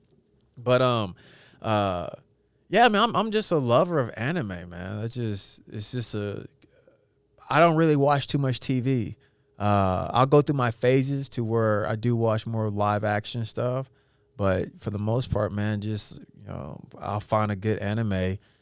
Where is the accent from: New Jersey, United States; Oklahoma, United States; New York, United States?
Oklahoma, United States; Edmond; growing up in Edmond with the white boys